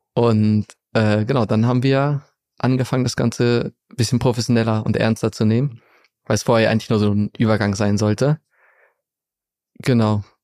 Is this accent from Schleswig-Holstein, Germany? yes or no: yes; Segeberg district, Schleswig-Holstein, Germany; now in Hamburg, Germany; Ich bin in der Nähe von Hamburg aufgewachsen, in Schleswig-Holstein, im Kreis Segeberg, in einem ganz kleinen Dorf